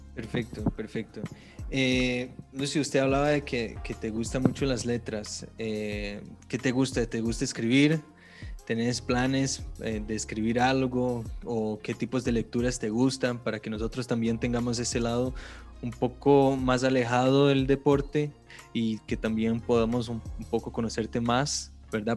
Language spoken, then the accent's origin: Spanish; Brazil; now in Costa Rica; yo como vengo de Brasil